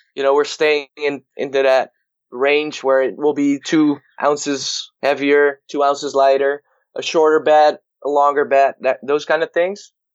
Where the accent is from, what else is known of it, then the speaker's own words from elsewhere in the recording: Netherlands; I'm from the Netherlands, and I um, was born in a very small town